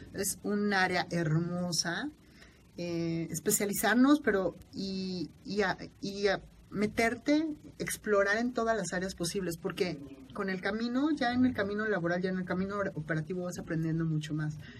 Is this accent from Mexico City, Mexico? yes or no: yes; Mexico City, Mexico; de la Ciudad de México, vivo en el sur de la ciudad